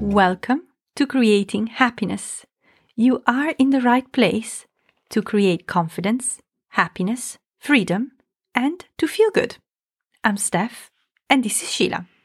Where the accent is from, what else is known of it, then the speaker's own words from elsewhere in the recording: Italy; I'm from Italy, where there is quite a patriarchy